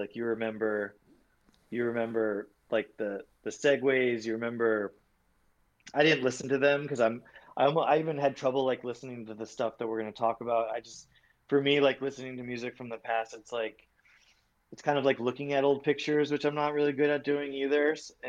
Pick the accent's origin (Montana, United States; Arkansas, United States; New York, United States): New York, United States; I remember like in 10th grade, I was from Long Island, sneaking into Mercury, like coming to the city